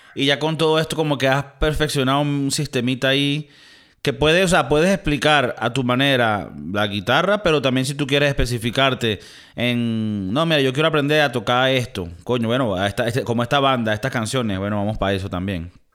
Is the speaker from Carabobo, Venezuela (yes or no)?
yes; Valencia, Carabobo, Venezuela; moved away; yo soy de Valencia